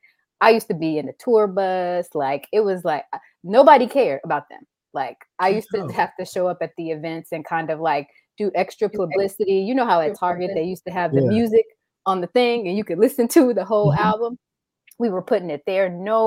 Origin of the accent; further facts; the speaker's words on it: Chicago, Illinois, United States; So …, of course, because I'm from Chicago